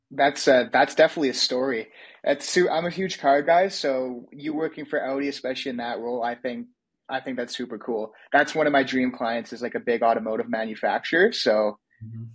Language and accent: English; Canada; I'm Canadian